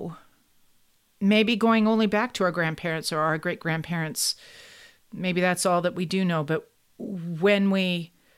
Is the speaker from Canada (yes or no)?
yes; Kingston, Ontario, Canada; When I was growing up in Kingston for part of my life in Kingston, Ontario